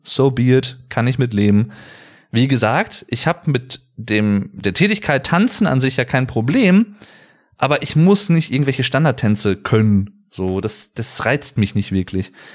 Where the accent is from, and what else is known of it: Germany